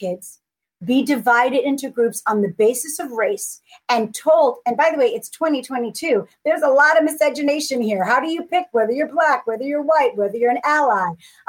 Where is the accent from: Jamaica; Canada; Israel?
Jamaica; now in United States; I'm an immigrant from Jamaica